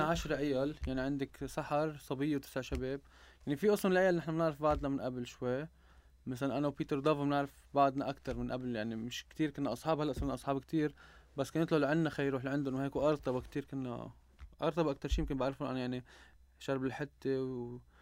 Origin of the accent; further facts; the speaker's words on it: Mishmish, Keserwan-Jbeil, Lebanon; انا من جرود جبال من مشمش وبعتز اني من ضيعتي